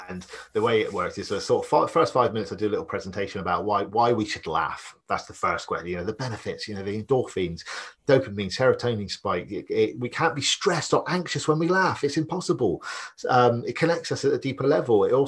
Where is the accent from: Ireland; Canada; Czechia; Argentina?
Ireland; accent: Irish; now in Bristol, United Kingdom